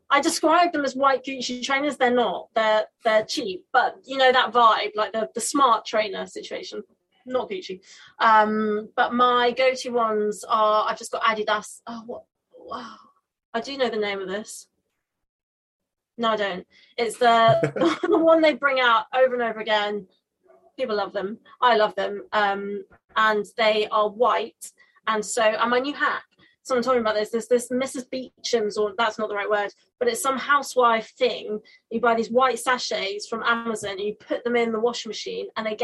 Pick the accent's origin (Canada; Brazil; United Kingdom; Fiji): United Kingdom; England; as a child growing up in England